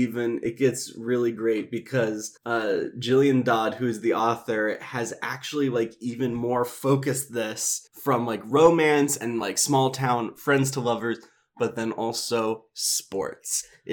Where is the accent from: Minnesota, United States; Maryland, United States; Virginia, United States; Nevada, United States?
Minnesota, United States; Minneapolis; small Midwestern town growing up in Minneapolis.